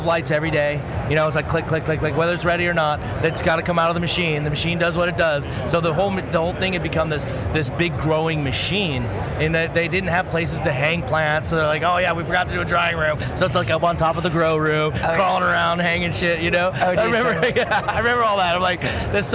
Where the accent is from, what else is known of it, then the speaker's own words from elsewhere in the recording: Castle Rock, Colorado, United States; now in Las Vegas, United States; I grew up in Castle Rock